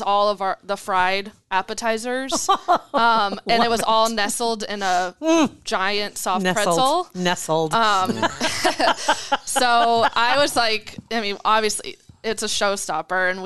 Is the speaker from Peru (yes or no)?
no; Florida, United States; also born or lived in Colorado; now in Omaha, United States; I moved to Omaha in December from Colorado. I'm originally from Florida.